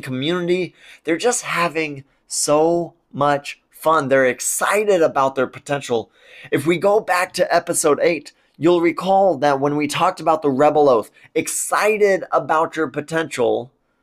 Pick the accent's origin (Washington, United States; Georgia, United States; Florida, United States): Washington, United States; Spokane; my hometown community